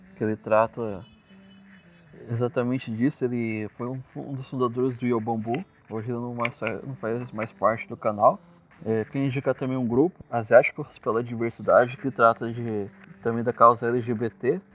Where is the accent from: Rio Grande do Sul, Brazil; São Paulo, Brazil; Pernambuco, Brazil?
São Paulo, Brazil; Ourinhos; Eu sou nascido e criado em Ourinhos